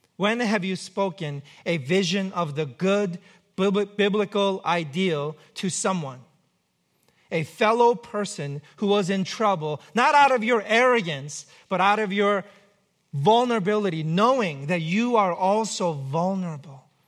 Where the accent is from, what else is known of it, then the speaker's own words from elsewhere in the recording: New York, United States; now in Pacific Northwest, United States; I'm from New York